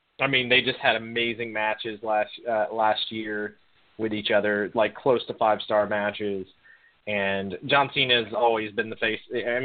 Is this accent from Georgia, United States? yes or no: yes; Gainesville, Georgia, United States; he's from my hometown